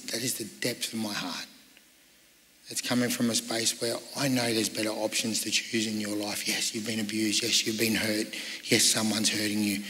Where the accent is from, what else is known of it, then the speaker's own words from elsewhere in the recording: Sydney, New South Wales, Australia; I grew up in Sydney